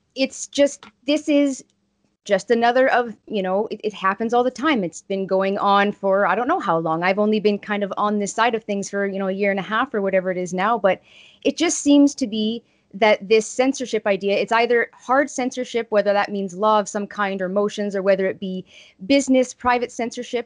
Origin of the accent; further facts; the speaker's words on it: Estevan, Saskatchewan, Canada; my hometown in Estevan